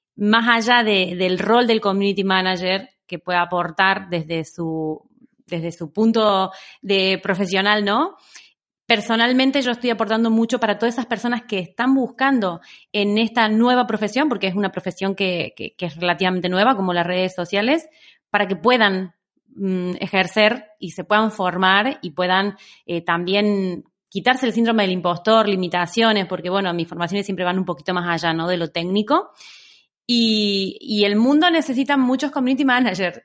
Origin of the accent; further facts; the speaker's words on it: Argentina; moved away as an adult; now in Barcelona, Spain; soy una argentina que lleva en Barcelona ya 14 años